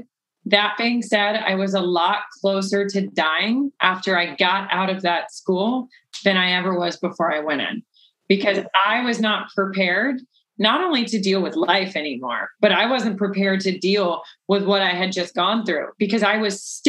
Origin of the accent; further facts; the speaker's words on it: the South, United States; I was from the South